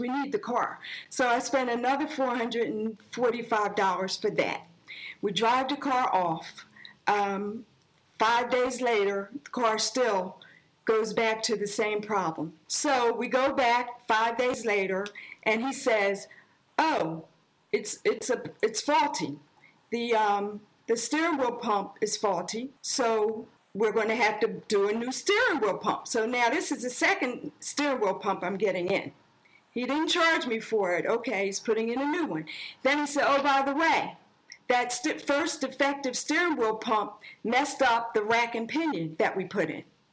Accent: Philadelphia, Pennsylvania, United States; also born or lived in Florida; Originally, we're from Philadelphia

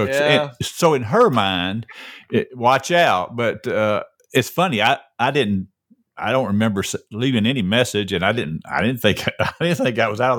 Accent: Peachtree Corners, Georgia, United States; I'm a sophisticated guy from Peachtree Corners.

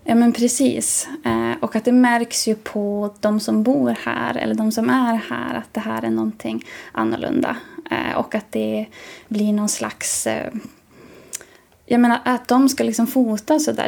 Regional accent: Jokkmokk area, Norrbotten County, Sweden; i mina hemtrakter

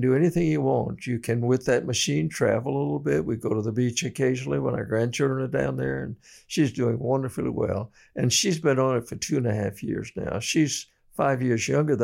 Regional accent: Sumter, South Carolina, United States; I'm from Sumter

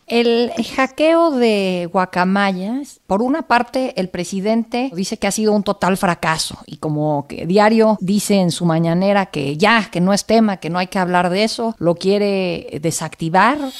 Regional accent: Mexico; como mexicanos

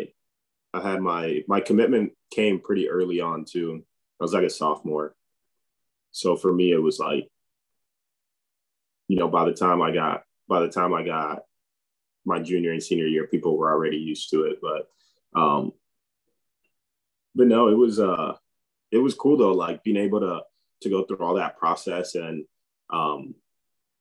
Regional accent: Tampa, Florida, United States; And I grew up in Tampa

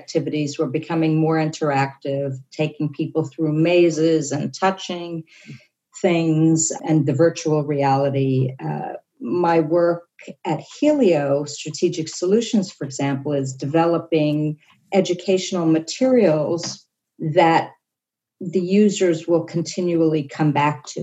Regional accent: New York City, New York, United States; I grew up in New York City in a very high period of Balanchine

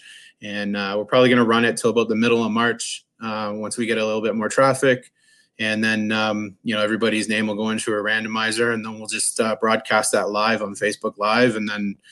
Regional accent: Canada; being a Canadian

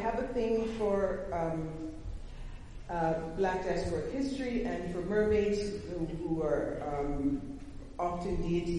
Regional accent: Canada; I think it was my fault because I'm a Canadian, so I brought the winter to New Orleans.

